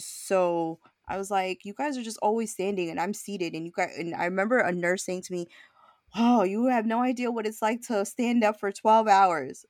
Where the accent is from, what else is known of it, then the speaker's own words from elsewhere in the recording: New York City, New York, United States; I was born and raised in Brooklyn